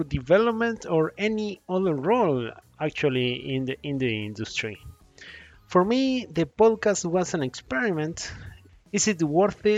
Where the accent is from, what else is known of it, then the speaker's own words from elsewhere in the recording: Uruguay; now in California, United States; I am from Uruguay, living in California